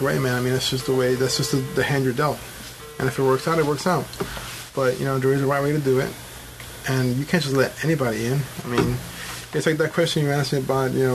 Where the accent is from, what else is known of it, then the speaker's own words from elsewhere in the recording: New York, United States; also born or lived in Colombia; I wasn't born here. I was born in Colombia. But, you know, on the year of my birth, I came to New York and I got a green card